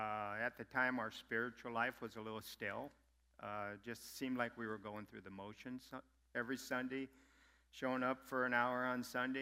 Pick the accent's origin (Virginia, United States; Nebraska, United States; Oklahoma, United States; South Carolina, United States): Nebraska, United States; Neely; Born and raised in Neely, Nebraska. Grew up. Times were always kind of tough. I'm the youngest of 11 children.